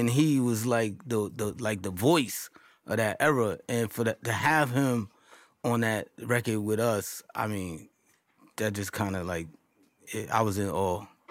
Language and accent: English; New York City, New York, United States; also born or lived in Marcy Projects, Brooklyn; growing up in Queensbridge